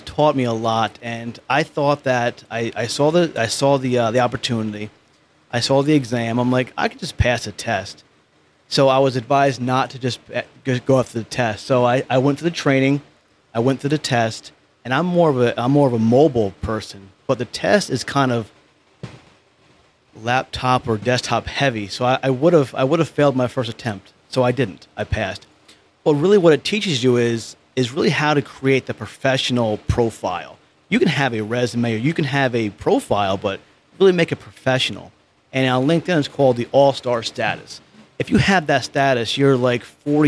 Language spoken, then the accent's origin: English; Poughkeepsie, New York, United States; accent: New York; moved away; I'm from this small town called Poughkeepsie, New York. So I'm a New Yorker.